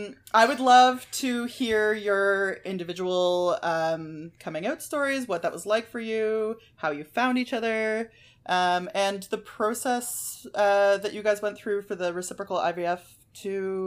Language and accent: English; Ottawa, Ontario, Canada; now in Guelph, Canada; I grew up in Ottawa and then moved here.